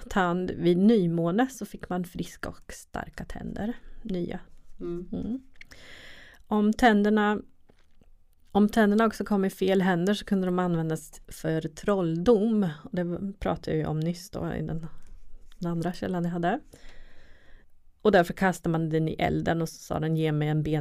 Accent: Östergötland, Sweden; accent: Östgötska; Speciellt på min östgötska också då

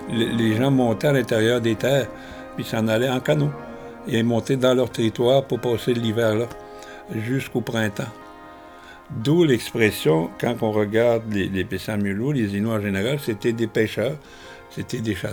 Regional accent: Pessamit, Quebec, Canada; Nous, on est des Pessamio-Ilno, qui vivent euh, à l'embouchure de la rivière Pessamite.

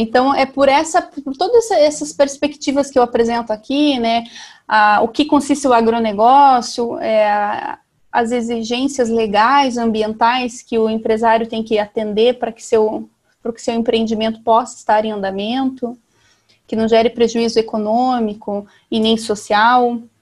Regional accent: Salgado Filho, Paraná, Brazil; eu sou do Paraná, sou de Salgado Filho, uma cidade de 3.500 habitantes do sudoeste do Paraná

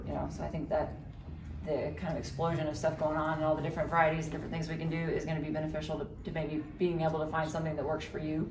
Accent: Norman, Oklahoma, United States; also born or lived in Colorado; I grew up here in Norman. Right. So I'm from here.

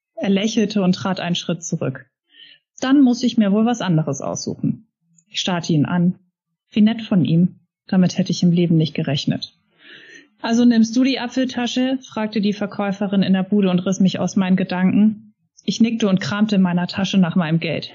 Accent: Hamburg, Germany; bei uns in Hamburg

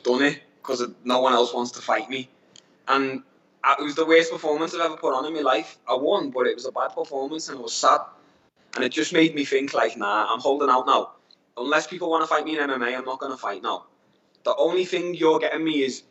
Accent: Liverpool, North West England, United Kingdom; now in Asia; I'm from Liverpool

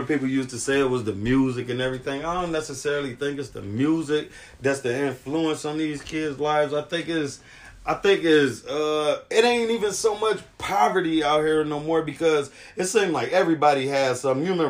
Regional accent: Cleveland, Ohio, United States; I'm from Cleveland too

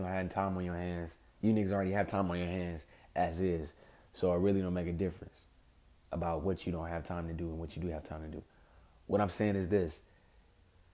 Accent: Compton, California, United States; I'm from West Side Compton, also known as West Side Bompton. More specifically, off Wilmington and Rosecrans

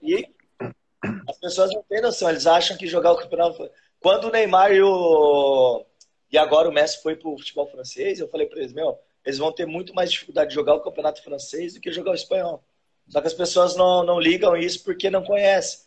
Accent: Osasco, São Paulo, Brazil; moved away as an adult; now in Rio Grande do Sul, Brazil; nasci Osasco, vivi a minha infância toda praticamente em Osasco ali.

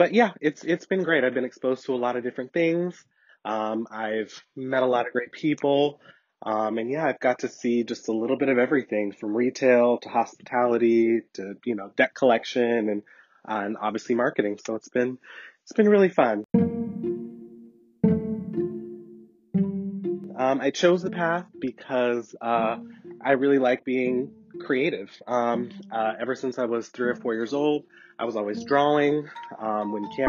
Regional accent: Portland, Oregon, United States; I am born and raised in the City of Roses, Portland, Oregon

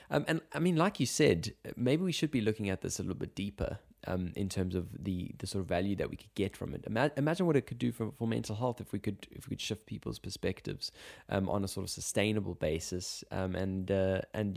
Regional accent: South Africa; being South African

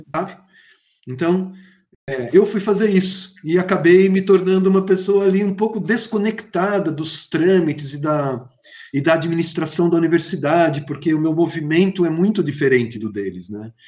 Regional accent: Brazil; also born or lived in São Paulo; eu sou brasileiro

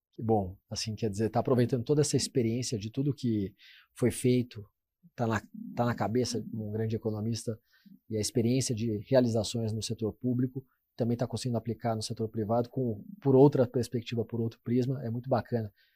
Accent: Brazil; como brasileiro

